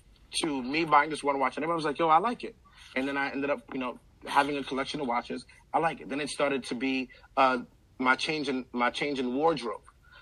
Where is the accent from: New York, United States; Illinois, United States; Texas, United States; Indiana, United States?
New York, United States; Queens; now in Georgia, United States; Queens Village. I'm originally from Ravenswood Projects. But Queens Village.